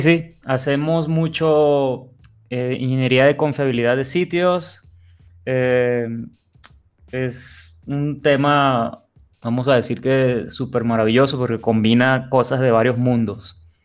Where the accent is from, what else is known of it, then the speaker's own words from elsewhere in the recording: Venezuela; now in Monterrey, Mexico; Yo soy de Venezuela, pero tengo ya unos años viviendo acá en Monterrey